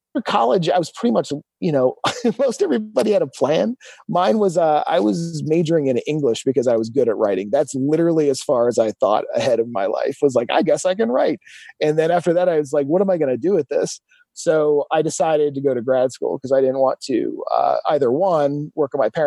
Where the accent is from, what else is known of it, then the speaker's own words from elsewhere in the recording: Milan, Ohio, United States; also born or lived in Phoenix; back to Milan, Ohio, where I'm from